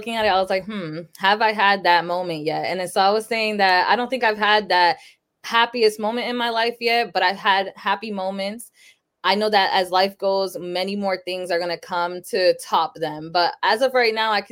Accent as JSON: {"language": "English", "town": "Sanford", "region": "Florida", "country": "United States", "tie": "born or raised there", "also_born_or_lived": "Lawrence, Massachusetts", "said": "I was born in Sanford, Florida, but then when I was about 6 months old, my parents moved to Massachusetts. So I lived in Lawrence, Massachusetts up until I was 10. So in 2006, I moved back to Florida, back to Sanford too. So I've been here since"}